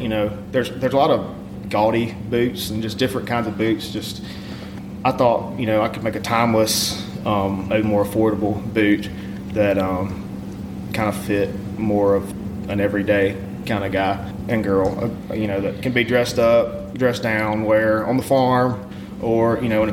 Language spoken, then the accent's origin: English; Pontotoc, Mississippi, United States; now in Oxford, United States; I grew up in Pontotoc, Mississippi. I live in Oxford now.